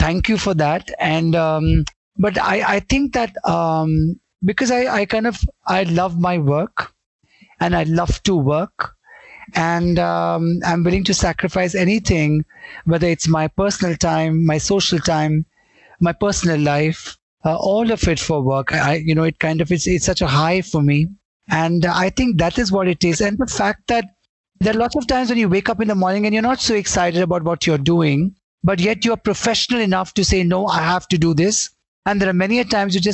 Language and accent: English; Mumbai, Maharashtra, India; I was born in Mumbai. We at the age of, we lived in Santa Cruz. I shifted to Bandra around Union Park, Pali Hill at the age of 5. And till now, I'm around that in that area